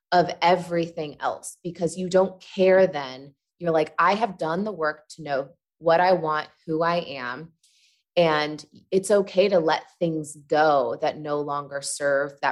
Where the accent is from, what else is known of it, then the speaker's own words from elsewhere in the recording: Midwest, United States; I come from the Midwest and uh, I grew up Catholic